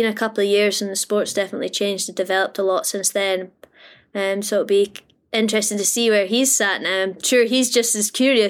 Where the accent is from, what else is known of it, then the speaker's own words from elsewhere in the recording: Australia; For these Tassie rounds, being an Aussie, you know, like gotta get into those races.